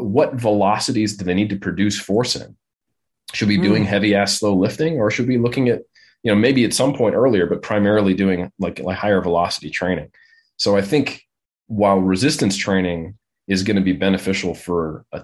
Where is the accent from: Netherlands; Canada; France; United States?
United States; Oakland, California; I'm from Oakland. That's where I grew up